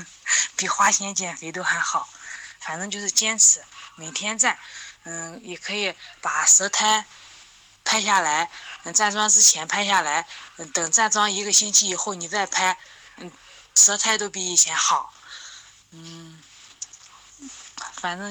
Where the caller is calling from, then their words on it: Linyi, Shandong, China; 老师你好，我是来自山东临沂的一名听友，我今年三十岁了。